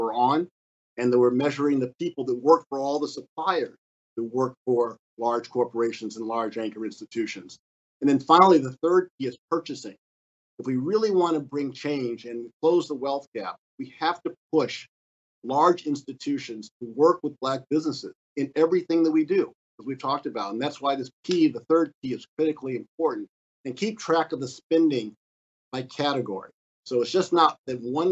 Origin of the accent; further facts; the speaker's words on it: Chicago, Illinois, United States; When I grew up here in Chicago